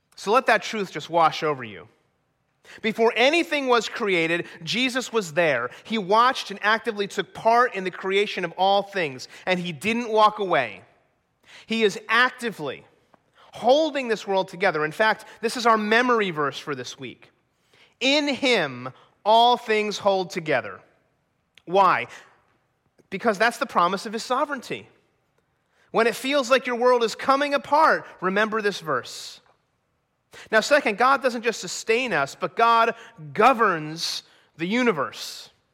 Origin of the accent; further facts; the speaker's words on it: New Jersey, United States; moved away as an adult; also born or lived in Colorado; growing up in New Jersey